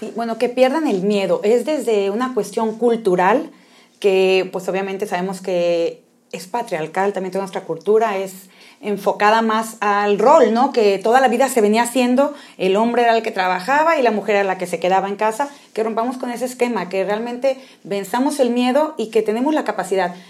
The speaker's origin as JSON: {"language": "Spanish", "country": "Mexico", "said": "somos mexicanos"}